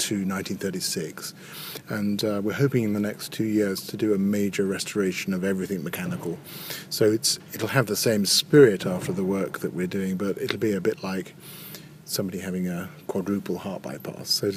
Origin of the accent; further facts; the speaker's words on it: Birmingham, West Midlands, United Kingdom; moved away as an adult; also born or lived in Cambridge / Paris / Hereford / Truro; I was born in Birmingham, grew up in Birmingham